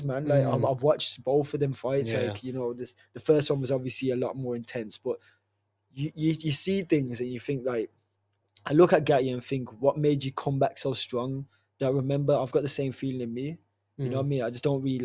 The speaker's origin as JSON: {"language": "English", "town": "Wolverhampton", "region": "West Midlands", "country": "United Kingdom", "said": "I'm from Wolverhampton. I support my own city. You know what I mean? This is where I'm from."}